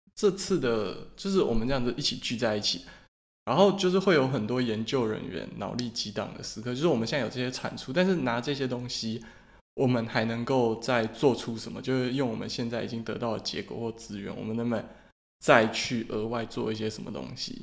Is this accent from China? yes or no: no; Taiwan; 我们台湾人